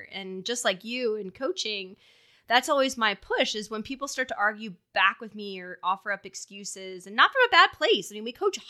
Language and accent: English; Philadelphia, Pennsylvania, United States; So, you know, I grew up in Philly. We didn't have a ton.